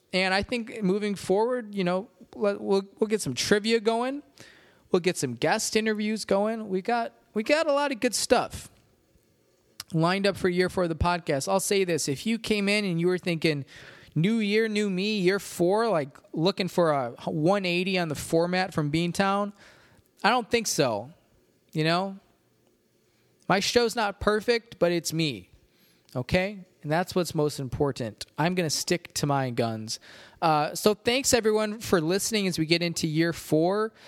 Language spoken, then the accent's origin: English; Rockford, Illinois, United States; my hometown growing up, downtown Rockford